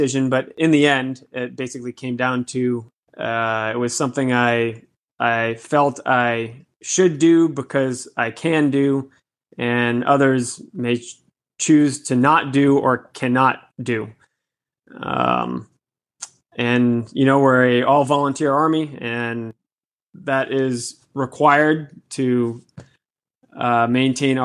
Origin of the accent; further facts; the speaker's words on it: Woonsocket, Rhode Island, United States; also born or lived in Miami; now in Boston, United States; I was born in Woonsocket, Rhode Island, a small city most people have never heard of.